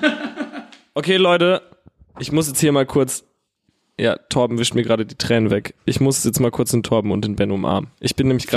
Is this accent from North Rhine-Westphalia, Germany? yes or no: no; Herxheim, Rhineland-Palatinate, Germany; ich komme ja aus Herxheim